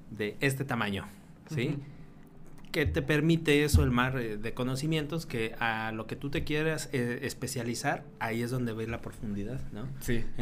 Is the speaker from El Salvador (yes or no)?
no; Querétaro, Mexico; moved away; 2006 y yo recuerdo que era estaba en ese Querétaro en transición a lo que es ahorita, a lo que fue antes. Mi niñez fue en una ciudad tranquila